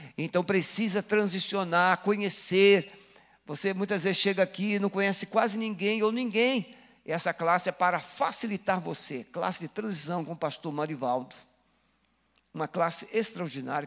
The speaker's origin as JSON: {"language": "Portuguese", "country": "Brazil"}